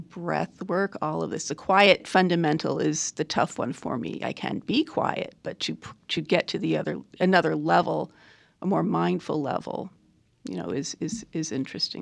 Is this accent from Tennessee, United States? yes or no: no; New York City, New York, United States; also born or lived in Burlington, Vermont; now in Rogue Valley, Oregon, United States; I grew up in New York City, between New York and Burlington, Vermont.